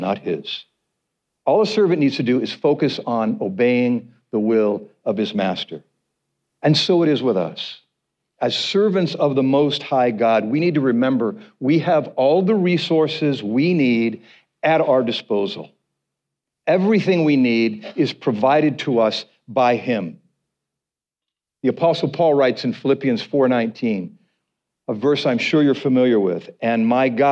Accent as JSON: {"language": "English", "country": "United States", "said": "we as American Christians"}